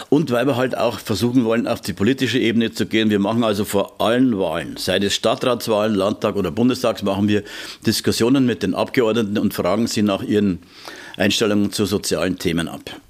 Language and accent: German; Regensburg, Bavaria, Germany; Ich bin da hinten aufgewachsen in der Westnerwacht und da waren wir als Kinder schon immer und hinterher mit den ersten Freundinnen und dann wieder mit den Eltern und all.